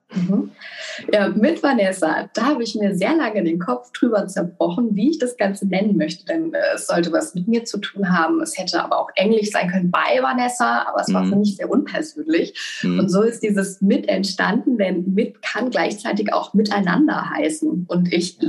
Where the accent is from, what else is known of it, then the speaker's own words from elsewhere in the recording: Mainz, Rhineland-Palatinate, Germany; ich komme gebürtig aus Mainz